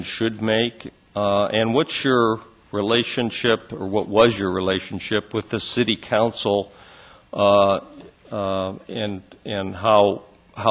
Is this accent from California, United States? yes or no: yes; Fresno, California, United States; now in Sacramento, United States; I am from Fresno at least a little bit